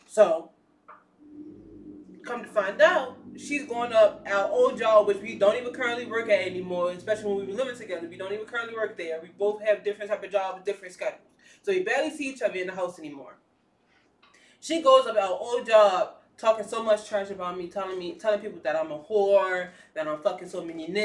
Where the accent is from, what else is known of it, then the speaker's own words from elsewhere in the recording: Baltimore, Maryland, United States; now in New Jersey, United States; I'm not even from Jersey, guys. I'm from Baltimore